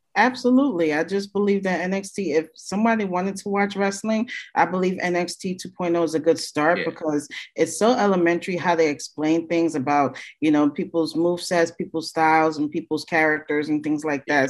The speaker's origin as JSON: {"language": "English", "town": "New York City", "region": "New York", "country": "United States", "said": "I'm from Brooklyn too"}